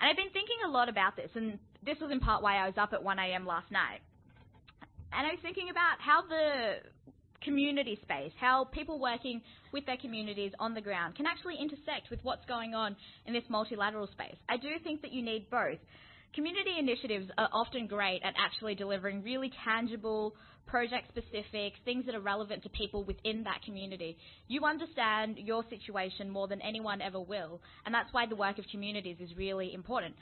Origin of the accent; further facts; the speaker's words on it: Melbourne, Victoria, Australia; where I grew up in West Footscray